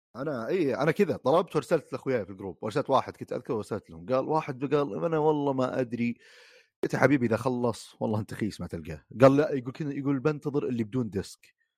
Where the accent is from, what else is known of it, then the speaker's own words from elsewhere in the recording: Saudi Arabia; عندنا في السعوديه